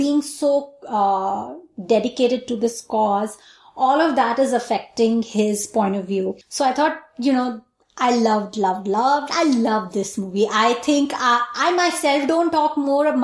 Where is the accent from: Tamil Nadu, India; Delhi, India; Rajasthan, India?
Delhi, India; moved away; I was born and brought up there